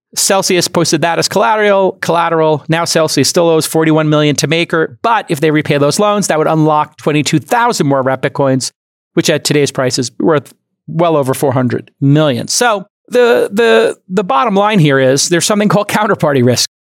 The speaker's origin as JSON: {"language": "English", "town": "New York City", "region": "New York", "country": "United States", "tie": "born or raised there", "said": "when I grew up in Brooklyn, there were loan sharks"}